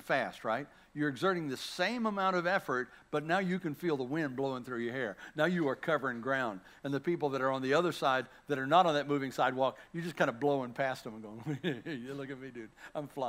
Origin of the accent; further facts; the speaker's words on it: Bladenboro, North Carolina, United States; moved away; I'm a kid from Bladenboro, North Carolina, little town smaller than this church